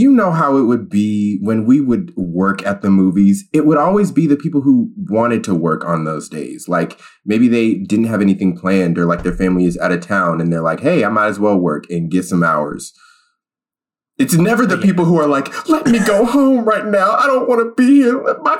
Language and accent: English; Seattle, Washington, United States; now in California, United States; I'm born and raised in Seattle